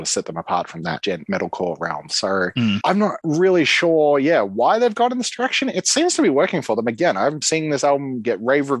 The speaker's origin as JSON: {"language": "English", "town": "Melbourne", "region": "Victoria", "country": "Australia", "said": "We come from Melbourne, Australia"}